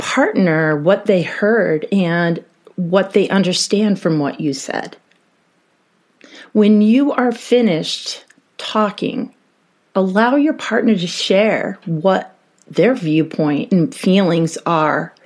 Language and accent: English; New York, United States; now in Colorado, United States; being from New York